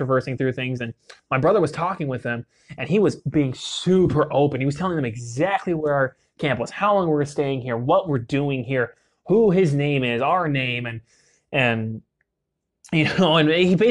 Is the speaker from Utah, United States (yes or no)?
yes; Utah, United States; growing up in Utah